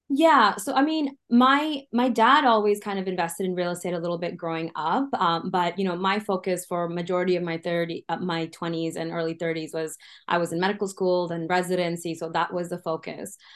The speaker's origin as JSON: {"language": "English", "country": "Canada", "also_born_or_lived": "United States", "said": "as a Canadian"}